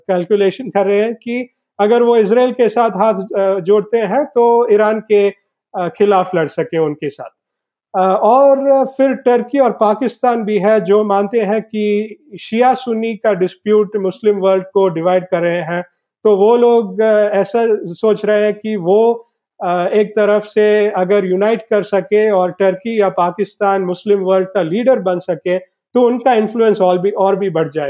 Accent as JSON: {"language": "Hindi", "region": "South India", "country": "India", "second_language": "Hindi", "said": "मैं दक्षिण भारत से हूँ तो मेरा हिंदी बहुत ही खराब है"}